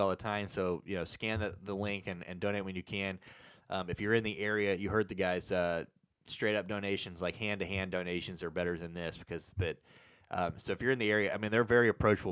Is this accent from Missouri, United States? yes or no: yes; St. Louis, Missouri, United States; I'm the only one still in St. Louis. Everybody else is, we're all from St. Louis on this show, but I'm the only one still here